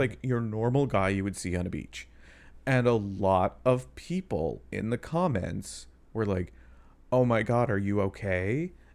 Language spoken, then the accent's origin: English; Canada; I'm Canadian.